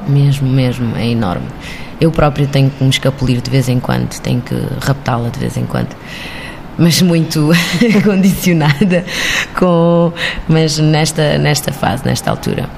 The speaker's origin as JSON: {"language": "Portuguese", "country": "Cape Verde", "tie": "born or raised there", "also_born_or_lived": "Havana, Cuba", "moved": "as an adult", "lives_now": "Portugal", "said": "eu nasci em, em Havana, Cuba, eh, e cresci em Cabo Verde. E só, só crioula"}